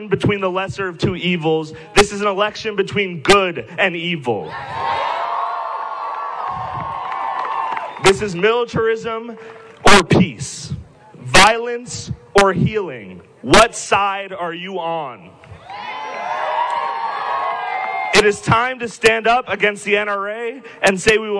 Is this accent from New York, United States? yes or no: no; Parkland, Florida, United States; I'm from Parkland, Florida